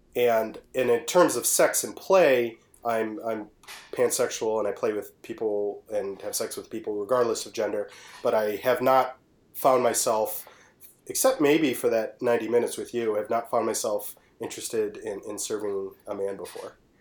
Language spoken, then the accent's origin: English; Detroit, Michigan, United States; I am from Detroit.